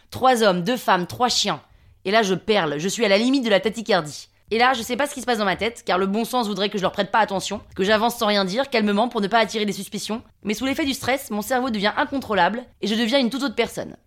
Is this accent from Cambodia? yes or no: no; Paris, Île-de-France, France; 35 hein. ans, parisienne